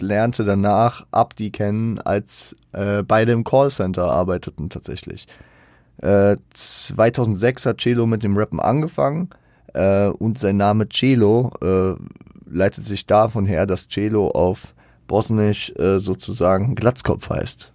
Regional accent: Frankfurt, Hesse, Germany; Ich bin teilweise auch in Bornheim groß geworden. Ich habe da nie gewohnt direkt, aber ich war da viel unterwegs

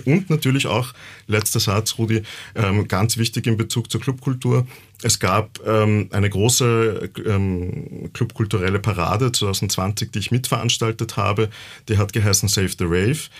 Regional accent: Yucatán, Mexico; now in Vienna, Austria; Ich komme auch aus der Gegend, wo aus Yucatan, wo Tulum ja auch liegt. Ich habe Tulum gesehen als Kind noch

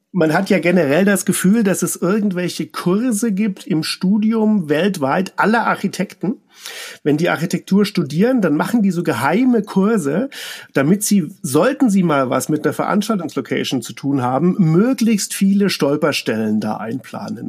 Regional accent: Nuremberg, Bavaria, Germany; Ich komme ja auch aus Nürnberg

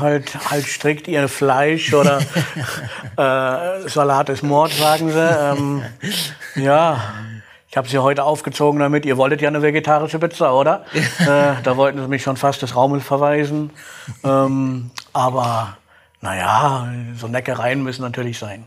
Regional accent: Gronau, North Rhine-Westphalia, Germany; also born or lived in Aurich; now in Dortmund, Germany; Gebürtlich komme ich aus Kronau. Das ist in Nordrhein-Westfalen direkt an der holländischen Grenze.

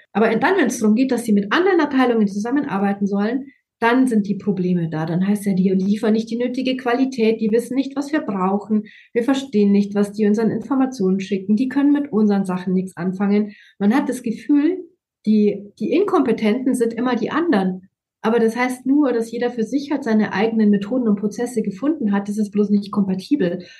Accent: Germany; bei uns in Deutschland

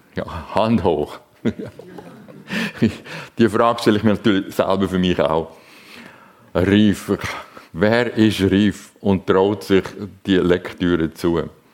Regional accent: Zurich, Switzerland; ich bin in Zürich aufgewachsen

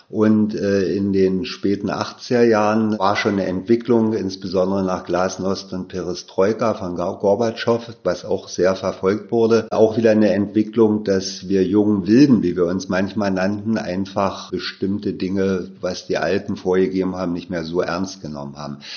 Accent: Berlin, Germany; Ich bin ja auch in Ostberlin aufgewachsen, 1959 in Berlin geboren

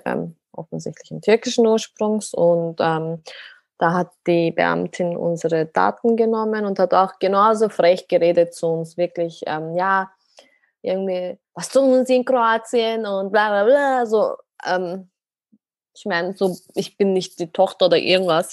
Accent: Austria; meine Wurzeln sind ursprünglich aus der Türkei, aber bin selber in Österreich geboren, also bin Österreicherin

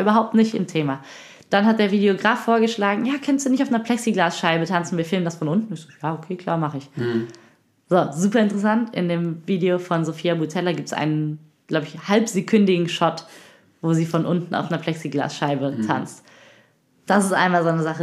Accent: Cologne, North Rhine-Westphalia, Germany; ich komme aus, äh, aus Familie, aus einer Hartz-IV-Familie aus Köln-Kalk, so Köln-Deutz, Köln-Mülheim, Köln-Kalk, da bin ich aufgewachsen

